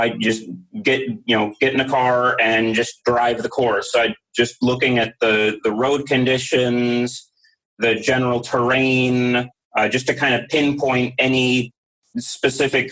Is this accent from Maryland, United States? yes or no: yes; Mount Airy, Maryland, United States; I grew up in Mount Airy, Maryland